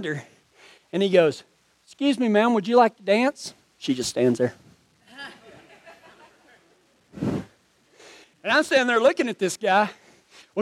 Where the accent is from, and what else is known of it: Texas, United States